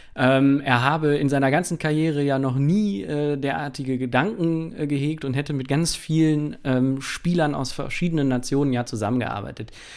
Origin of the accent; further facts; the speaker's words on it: Krefeld, North Rhine-Westphalia, Germany; moved away; ich komme ursprünglich aus Krefeld